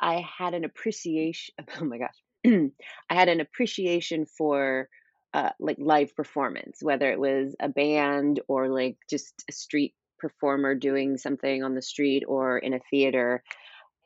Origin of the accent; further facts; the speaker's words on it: Sacramento, California, United States; I grew up in Sacramento, California